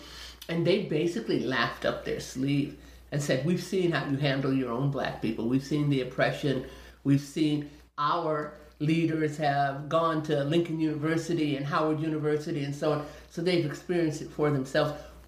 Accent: Indonesia; born there; And now I'm 63, so that's all, that goes all the way back to like 1957, even before then, because I was born in Indonesia.

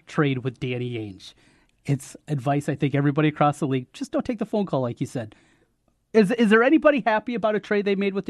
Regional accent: North Iowa, United States; I'm from North Iowa.

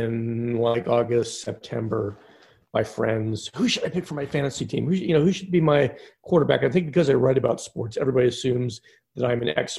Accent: outside Philadelphia, Pennsylvania, United States; I grew up outside Philadelphia

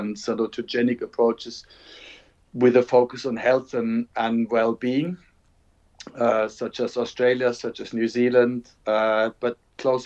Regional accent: Germany; moved away as an adult; now in England, United Kingdom; I'm from Germany, but I've been teaching in England since 1989

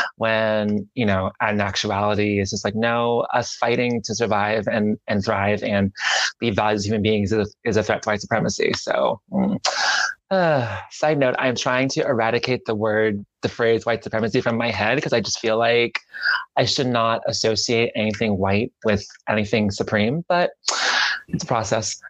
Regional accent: the South, United States; I grew up in the South

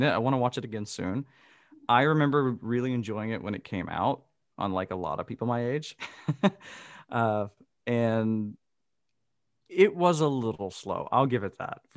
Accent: the South, United States; I'm from the South, and uh, it was in a rather, uh, it, it, was not a like suburban area that we went to.

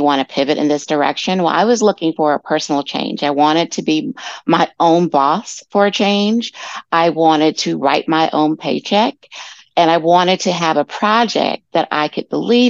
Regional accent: Detroit, Michigan, United States; I'm originally from Detroit, Michigan, born and raised.

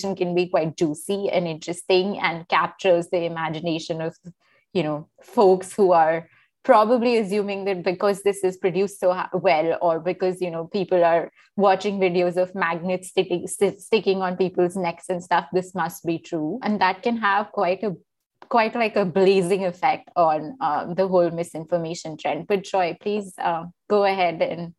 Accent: India; now in United States; I'm Indian

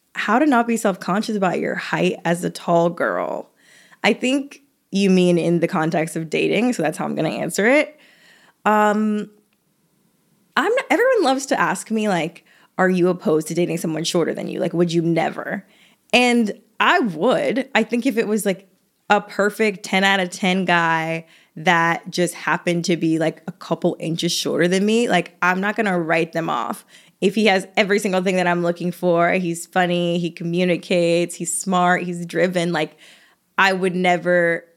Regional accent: the South, United States; I'm from the South

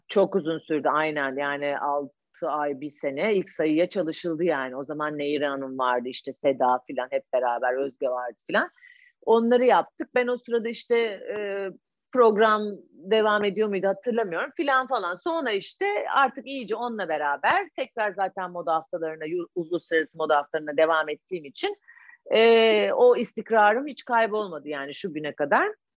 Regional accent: Ankara, Turkey; moved away; also born or lived in Istanbul; biz Ankaralı olduğumuz için

